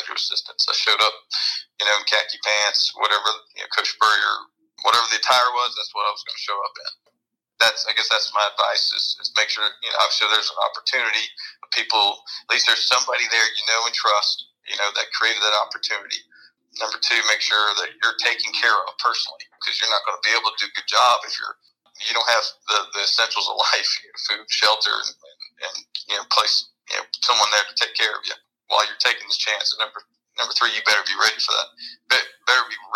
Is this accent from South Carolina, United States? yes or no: yes; Columbia, South Carolina, United States; moved away as an adult; also born or lived in Washington, D.C.; it was in my hometown